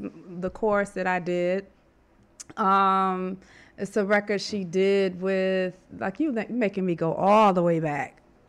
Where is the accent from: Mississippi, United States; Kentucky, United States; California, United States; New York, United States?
New York, United States; Rochester; moved away; I came from Rochester, New York.